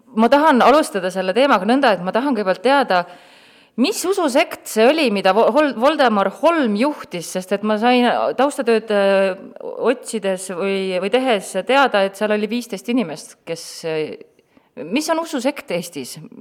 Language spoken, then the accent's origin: Estonian; Tartu, Tartu County, Estonia; mina olen ka Tartust pärit